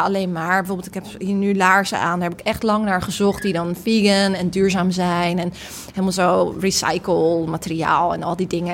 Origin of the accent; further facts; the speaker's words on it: Rotterdam, South Holland, Netherlands; ik kom uit Rotterdam, ik spreek die taal